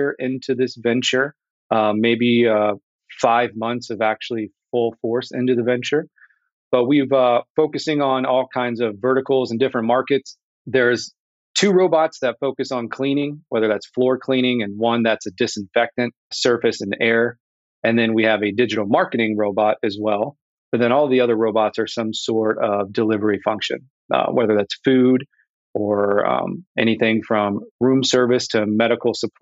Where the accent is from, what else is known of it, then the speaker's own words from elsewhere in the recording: Indianapolis, Indiana, United States; I am from Indianapolis, born and raised